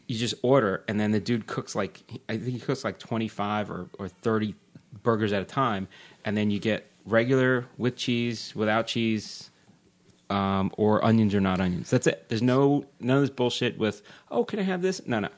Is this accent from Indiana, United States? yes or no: no; Long Island, New York, United States; moved away; I grew up in Long Island